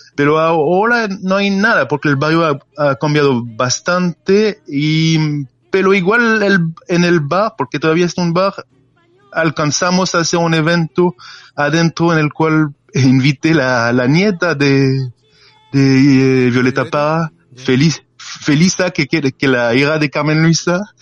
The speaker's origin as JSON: {"language": "Spanish", "country": "France", "second_language": "Spanish", "said": "como francés"}